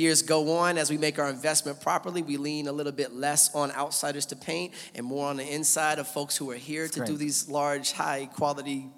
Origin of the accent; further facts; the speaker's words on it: Seattle, Washington, United States; moved away; I'm from Seattle originally, moved here in 06